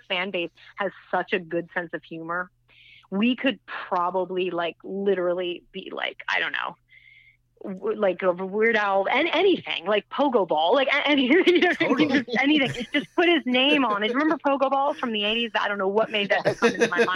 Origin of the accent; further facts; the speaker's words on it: United States; as an American